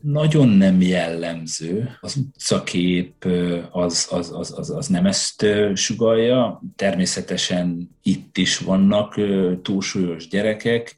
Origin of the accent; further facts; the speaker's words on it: Hajdú-Bihar, Hungary; also born or lived in Budapest; now in Sweden; Én a hajdúságból származom, vidékről.